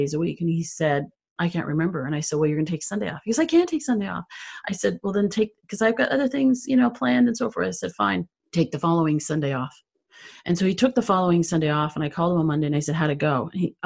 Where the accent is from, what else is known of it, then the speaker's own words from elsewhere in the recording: Canada; I'm originally from Canada.